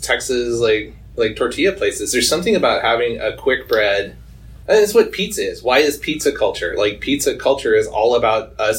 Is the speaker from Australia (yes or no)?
no; Kemptville, Ontario, Canada; I'm from Kempville, man.